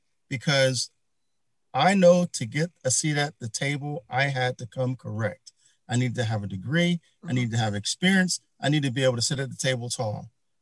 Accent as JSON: {"language": "English", "town": "Philadelphia", "region": "Pennsylvania", "country": "United States", "said": "I'm from North Philly."}